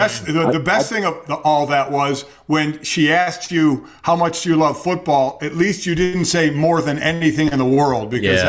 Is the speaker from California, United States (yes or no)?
no; Cleveland, Ohio, United States; where I grew up in Cleveland.